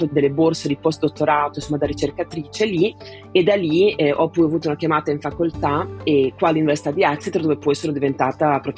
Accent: Italy; moved away as an adult; now in England; Io sono partita dall'Italia eh, che avevo appena compiuto 18 anni e subito dopo il liceo mi interessava studiare una materia che avesse a che fare con la filosofia ma anche con le scienze naturali

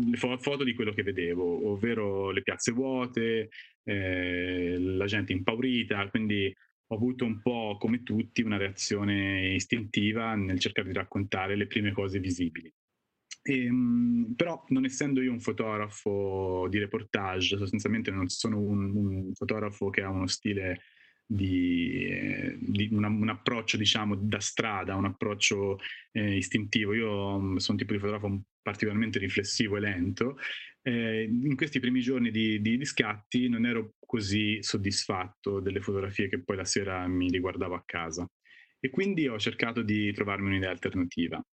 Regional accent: Castiglione Fiorentino, Tuscany, Italy; sono toscano di Castiglione Fiorentino in provincia di Arezzo, sono fotografo eh, da circa vent'anni

